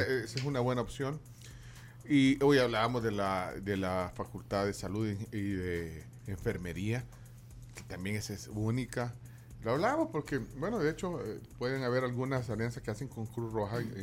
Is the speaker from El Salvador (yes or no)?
yes; El Salvador